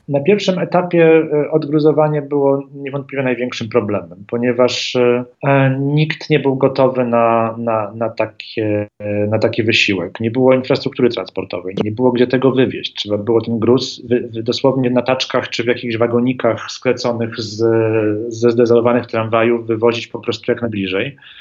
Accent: Warsaw, Masovian Voivodeship, Poland; urodziłem się w Warszawie, chociaż moja rodzina jest zupełnie z, z innych części Polski pozbierana i od dzieciństwa się interesuję Warszawą

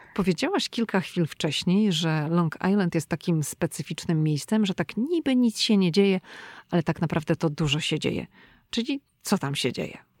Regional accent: Szczecin, West Pomeranian Voivodeship, Poland; moved away as an adult; now in United States; my jesteśmy obie dziewczyny ze Szczecina

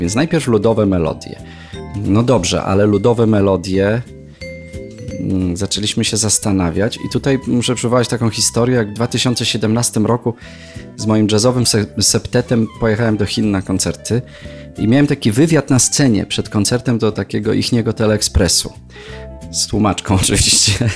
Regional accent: Jelenia Góra, Lower Silesian Voivodeship, Poland; z moim przyjacielem, z którym się znam od siódmego roku życia z Jeleni Góry, naszej rodzinnej

